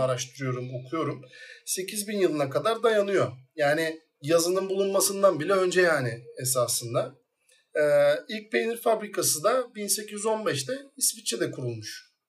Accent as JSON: {"language": "Turkish", "region": "İzmir", "country": "Turkey", "tie": "born or raised there", "said": "İzmir doğumluyum. Tabiri caizse Mandıra'da doğdum büyüdüm"}